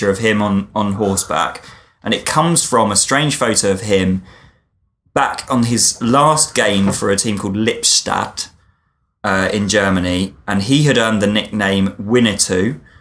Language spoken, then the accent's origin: English; Essex, East of England, United Kingdom; I'm from Essex